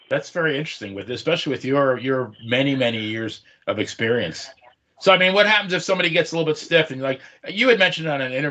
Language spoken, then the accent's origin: English; Long Island, New York, United States; I grew up on Long Island. You know, I'm Italian.